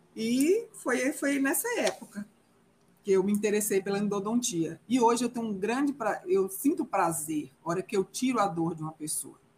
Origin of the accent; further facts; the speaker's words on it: Guanambi, Bahia, Brazil; moved away as an adult; now in Vila Nova de Gaia, Portugal; Eu sou natural de Guanambi, Bahia. Hoje eu moro em Vila Nova de Gaia, que pertence ao Porto